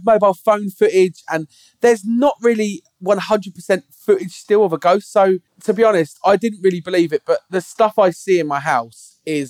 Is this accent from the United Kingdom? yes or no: yes; Dover, South East England, United Kingdom; I was born in Buckland Hospital as well.